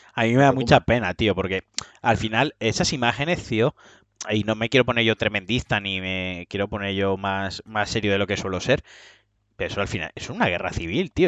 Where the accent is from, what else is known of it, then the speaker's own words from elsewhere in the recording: Spain; He nacido en España